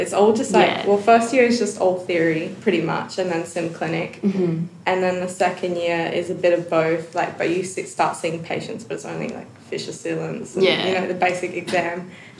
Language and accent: English; Adelaide, South Australia, Australia; I'm from Adelaide.